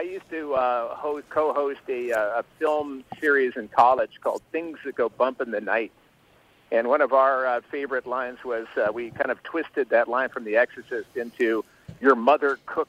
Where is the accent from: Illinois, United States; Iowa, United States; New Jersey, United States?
Illinois, United States; You know, I grew up outside of Chicago, so I was always listening to Dick Biondi on WLS, and later WCFL.